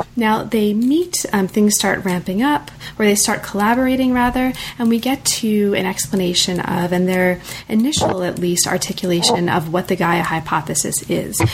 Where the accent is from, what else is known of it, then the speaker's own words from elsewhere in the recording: United States; I'm very American